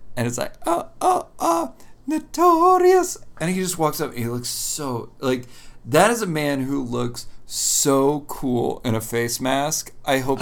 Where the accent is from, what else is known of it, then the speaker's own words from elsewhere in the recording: Lancaster County, Pennsylvania, United States; I'm from Lancaster County.